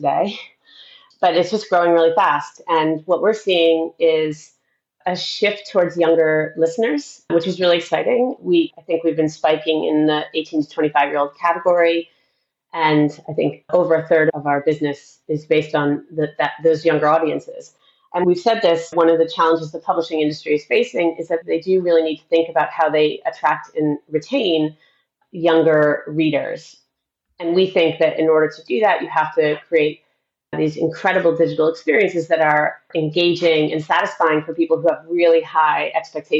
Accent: outside of Boston, Massachusetts, United States; moved away; I grew up outside of Boston in the U.S.

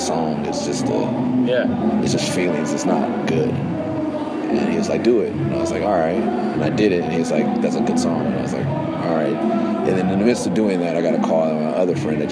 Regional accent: West Coast, United States; also born or lived in Bay Area; I'm from the West Coast, but we were living in the Bay Area

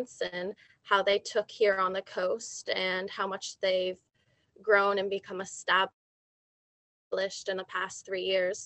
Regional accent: Vermont, United States; moved away as an adult; now in Mendocino County, United States; I'm originally from Vermont and went to school for ecological agriculture and plant and soil science, and grew up gardening with my mom and my sister, and worked on some different farms and landscaping projects around Vermont.

